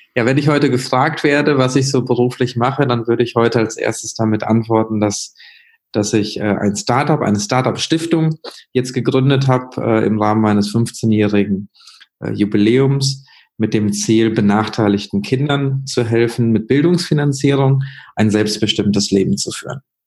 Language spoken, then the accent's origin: German; Münster, North Rhine-Westphalia, Germany; also born or lived in Sri Lanka; in Münster, Nordrhein-Westfalen aufgewachsen